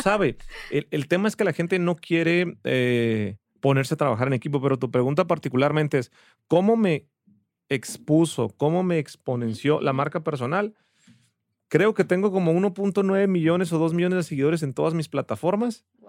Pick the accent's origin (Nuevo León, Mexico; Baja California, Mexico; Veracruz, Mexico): Baja California, Mexico; Ensenada; moved away as an adult; now in Guadalajara, Mexico; Soy de Ensenada, Baja California, pero ya soy tapatío por adopción. Ya tengo 13, 14 años viviendo aquí en Guadalajara